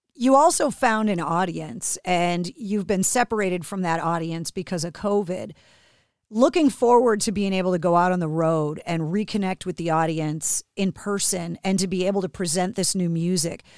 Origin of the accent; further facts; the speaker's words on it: Boston, Massachusetts, United States; being born and raised in Boston